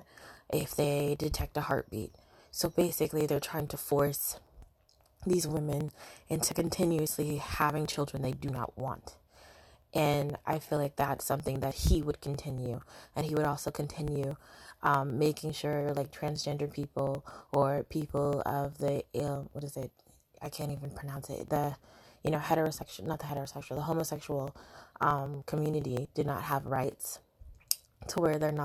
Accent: United States; also born or lived in Britain; now in United Kingdom; I'm an American in Britain

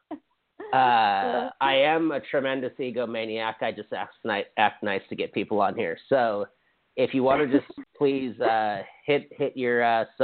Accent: Hawaii, United States; I'm from Hawaii

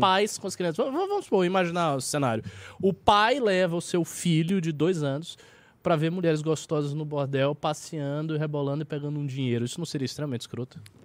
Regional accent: Salvador, Bahia, Brazil; eu tenho 34 e sou de Salvador, que é mais, é um pouco mais conservador a Bahia

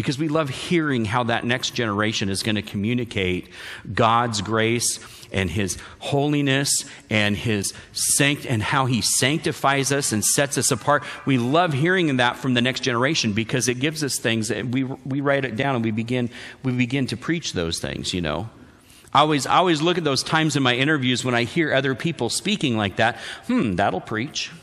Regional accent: Wenatchee, Washington, United States; I grew up in Wenatchee and East Wenatchee.

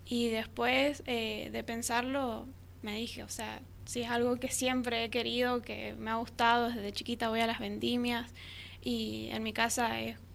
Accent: Monte Comán, Mendoza, Argentina; now in San Rafael, Argentina; Sí, soy nacida y criada ahí.

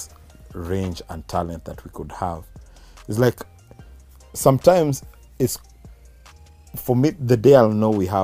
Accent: Kenya; We're from Kenya

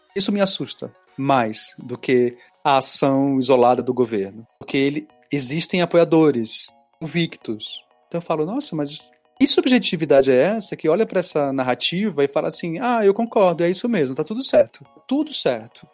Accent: Northeast Region, Brazil; Sou nordestino.

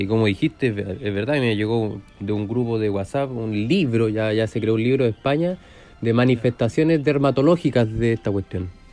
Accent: Curicó, Maule, Chile; moved away as an adult; now in Talca, Chile; yo soy de, bueno, oriundo de Curicó, de la República de Curicó. Llevo de años viviendo acá en Talca.

